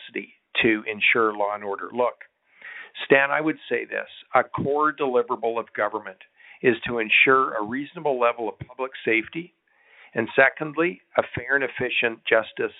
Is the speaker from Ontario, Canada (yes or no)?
no; Grande Prairie, Alberta, Canada; in Grand Prairie in my hometown